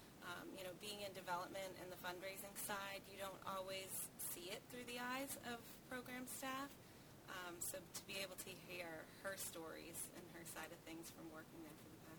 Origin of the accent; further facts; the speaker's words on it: Hull, Massachusetts, United States; Born and raised in Hull, and I still live there now.